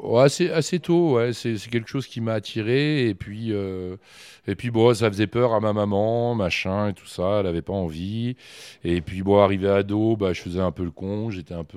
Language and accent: French; Issoudun, Centre-Val de Loire, France; moved away as an adult; also born or lived in Bourgoin; now in Châteauroux, France; je suis né à Issoudun. Et euh, j'ai joué, euh, j'ai joué longuement euh, aux SAI